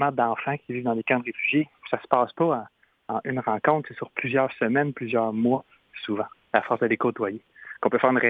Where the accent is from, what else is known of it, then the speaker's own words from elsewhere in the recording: Trois-Rivières, Quebec, Canada; chez nous au Québec je viens de Trois-Rivières au Québec